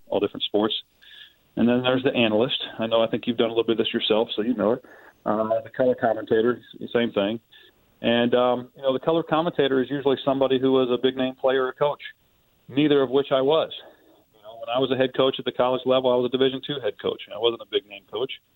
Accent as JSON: {"language": "English", "region": "Ohio", "country": "United States", "said": "I'm from Ohio"}